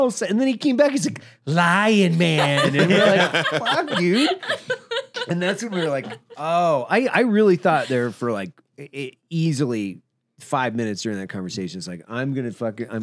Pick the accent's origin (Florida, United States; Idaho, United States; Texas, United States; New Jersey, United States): Idaho, United States; moved away; my hometown in Idaho